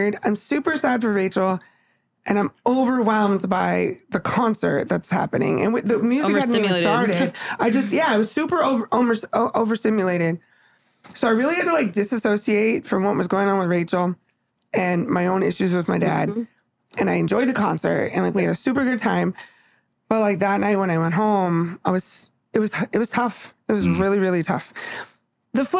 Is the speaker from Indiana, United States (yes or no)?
no; California, United States; moved away; we're from California